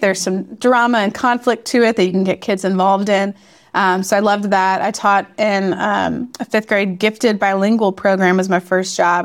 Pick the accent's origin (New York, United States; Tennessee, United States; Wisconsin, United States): Tennessee, United States; Memphis; moved away as an adult; also born or lived in Chicago / Boston / Chattanooga; I'm originally from Memphis and taught in Chicago and outside of Boston as well, um, before life brought us to Chattanooga